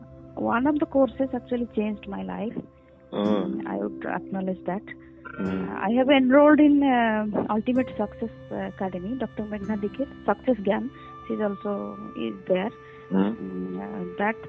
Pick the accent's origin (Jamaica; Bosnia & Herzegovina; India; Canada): India; Bhubaneswar, Odisha; moved away as an adult; now in Durgapur, India; I am basically from Bhubaneswar, Odisha. Now I reside in Durgapur, West Bengal, because here my husband is working